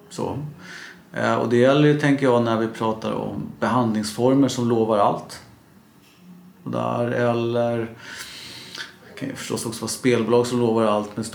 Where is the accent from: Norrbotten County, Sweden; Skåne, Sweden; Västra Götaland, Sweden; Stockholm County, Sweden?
Stockholm County, Sweden; Stockholm; also born or lived in Norrköping; jag är faktiskt uppvuxen i Vällingby men bor i en söderförort.